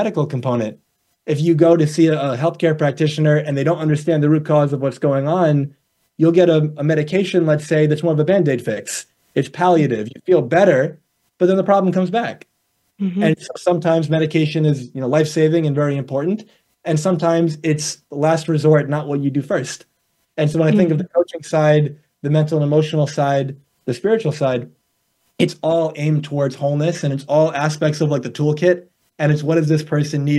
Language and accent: English; New York, United States; also born or lived in Arizona; I'm from New York, born and raised over here